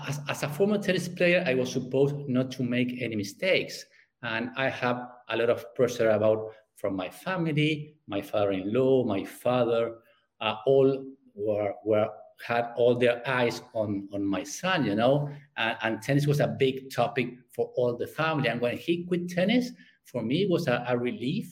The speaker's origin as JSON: {"language": "English", "country": "Argentina", "second_language": "English", "said": "I'm from Argentina"}